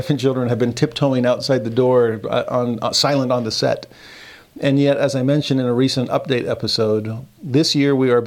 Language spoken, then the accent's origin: English; United States; also born or lived in Texas / California; I grew up in Texas and Southern California, away from the Mormon corridor